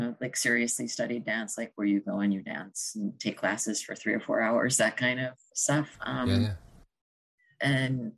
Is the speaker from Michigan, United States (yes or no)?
no; Hoboken, New Jersey, United States; I grew up in Hoboken